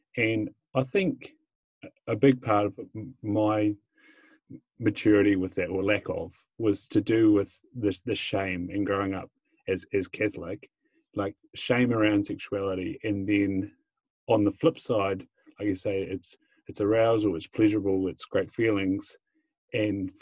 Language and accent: English; Invercargill, Southland, New Zealand; Growing up in Invercargill